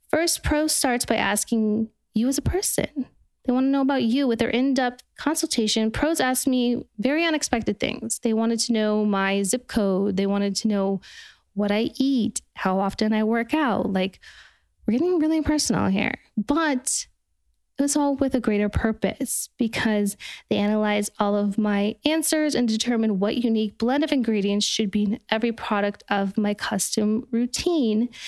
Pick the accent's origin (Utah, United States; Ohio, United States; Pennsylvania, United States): Utah, United States; Park City; now in Los Angeles, United States; I'm from Parks City, Utah